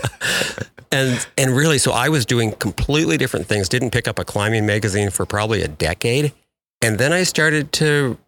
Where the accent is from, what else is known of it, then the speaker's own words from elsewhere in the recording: about 45 miles from Bend, Oregon, United States; now in Bend, United States; I live in Bend, Oregon now, just um, about 45 miles from where I grew up